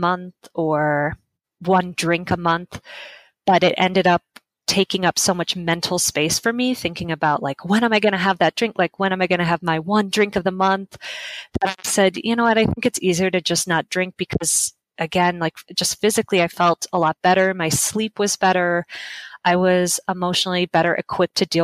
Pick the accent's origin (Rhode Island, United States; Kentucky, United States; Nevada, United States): Nevada, United States; Las Vegas; I started a website in my hometown of Las Vegas